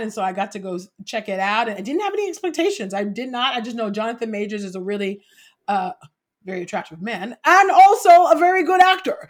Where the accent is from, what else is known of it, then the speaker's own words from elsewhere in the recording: California, United States; also born or lived in Los Angeles; I'm from California, right, and fr, and I lived in L A for many, many years